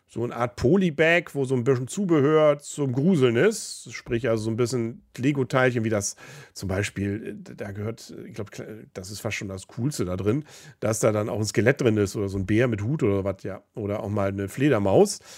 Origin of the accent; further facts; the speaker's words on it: Kiel, Schleswig-Holstein, Germany; Aber man sucht sich seine Superlative natürlich gerne, gerade als Kieler.